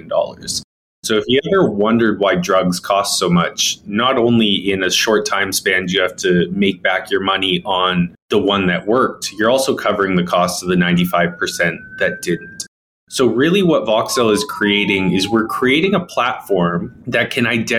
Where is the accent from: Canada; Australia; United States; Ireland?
Canada; Victoria, British Columbia; also born or lived in Calgary; I was born and raised here in Victoria, BC, so very close to Vancouver. And I grew up here.